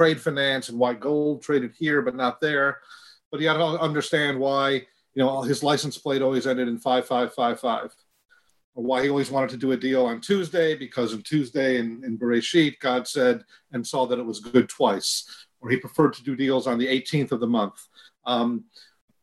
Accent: Michigan, United States; I grew up in Michigan

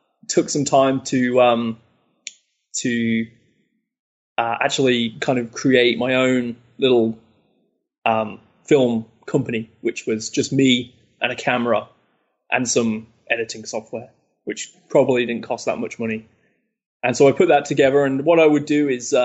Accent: Leicester, East Midlands, United Kingdom; Leicester, which is my hometown in the UK

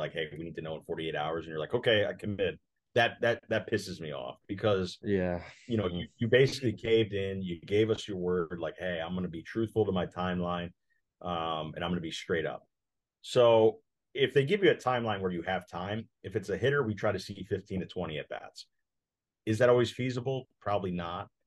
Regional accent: Connecticut, United States; moved away as an adult; also born or lived in St. Louis, Missouri; now in Omaha, United States; I grew up in Connecticut, small town

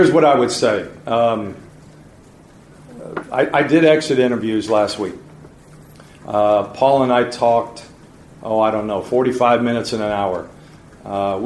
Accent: Indiana, United States; also born or lived in Lawrence, Indiana / Noblesville, Indiana; I'm an Indiana boy. I partly grew up in Lawrence. Then I moved to Noblesville, Indiana, and I learned basketball

